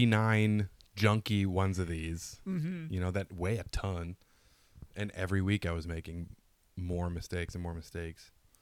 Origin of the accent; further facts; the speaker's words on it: Detroit, Michigan, United States; moved away as an adult; also born or lived in Worcester, Massachusetts; now in Los Angeles, United States; I'm from Detroit.